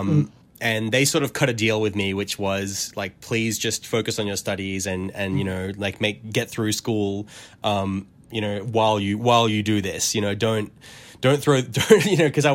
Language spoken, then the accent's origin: English; Australia; as an Australian, I'm living in this very sort of, now I realize, quite isolated bubble of the world.